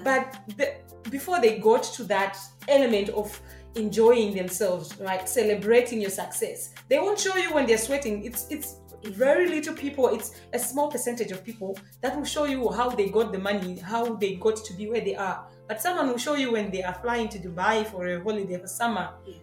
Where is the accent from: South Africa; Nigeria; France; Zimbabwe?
Zimbabwe; moved away as an adult; also born or lived in Hungary; now in Canada; I'm from Zimbabwe. I've lived in Hungary for the last two years and I recently moved to Canada